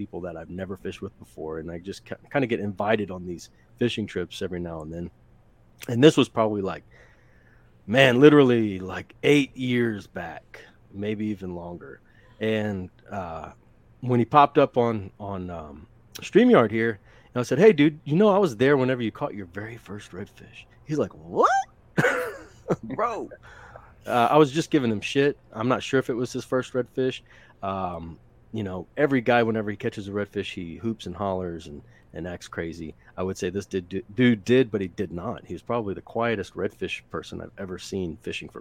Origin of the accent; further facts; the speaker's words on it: Louisiana, United States; now in Texas, United States; I'm from Louisiana.